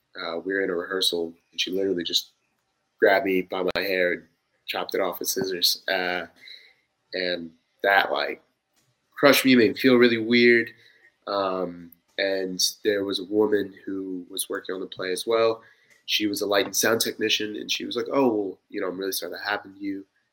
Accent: Kansas City, Missouri, United States; also born or lived in Waterloo, Iowa; I was born in Waterloo, Iowa. Military brat, lived all around the country, went to high school in Kansas City, graduate of North Kansas City High School.

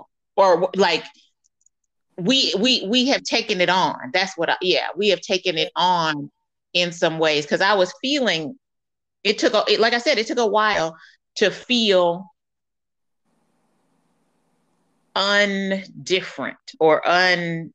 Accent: United States; moved away; they view me as an American, not as a Black American

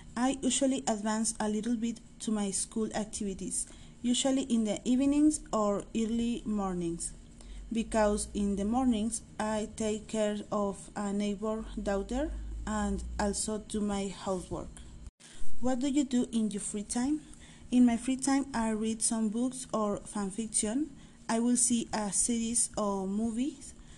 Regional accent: Monterrey, Nuevo León, Mexico; also born or lived in San Pedro Garza García; I was born in Monterrey, Nuevo León.

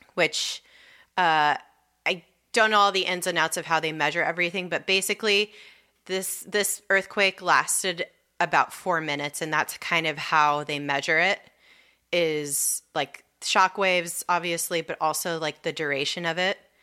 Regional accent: Southern California, United States; moved away; growing up in Southern California

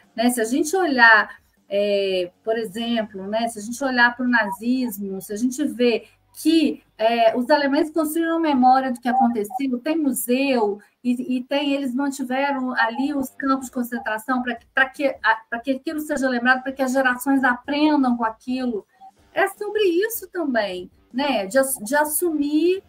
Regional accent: Minas Gerais, Brazil; eu sou mineira

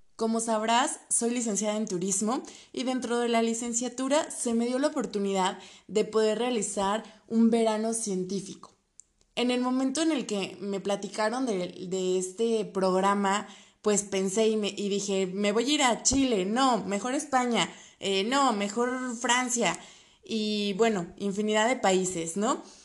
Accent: State of Mexico, Mexico; En mi caso, escuchaban mi acento y me decían que de dónde venía. Les comentaba que era del Estado de México

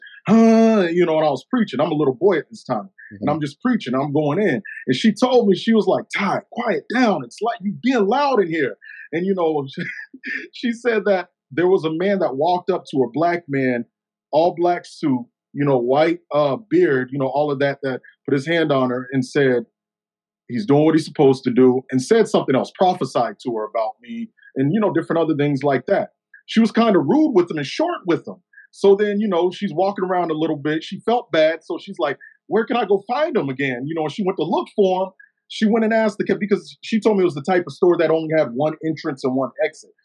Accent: Pensacola, Florida, United States; also born or lived in Milton, Florida; now in Chicago, United States; I'm from Pensacola, Florida. I live in the Chicagoland area right now. Pensacola, Florida. Grew up in a little church in Milton, Florida

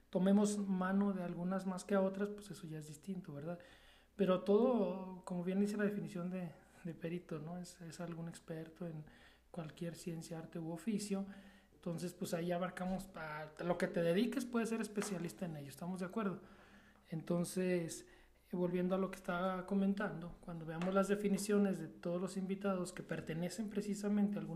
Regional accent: Mexico; aquí como mexicanos somos muy, muy, muy buenos.

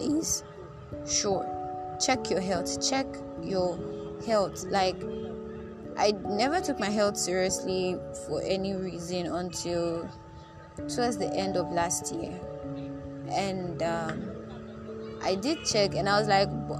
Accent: Nigeria; being a Nigerian

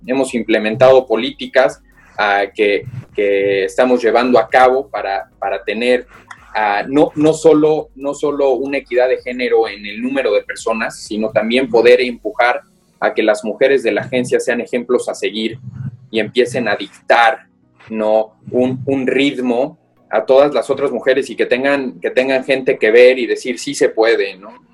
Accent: Mexico; soy mexicano

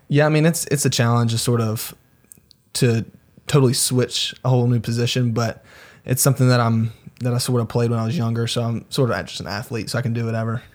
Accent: Greenville, South Carolina, United States; I'm from Greenville, South Carolina. I moved around a little bit when I was younger.

